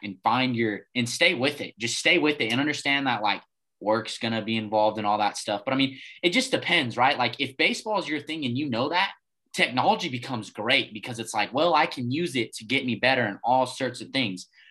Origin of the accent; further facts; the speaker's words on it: Farmington, New Mexico, United States; growing up in Farmington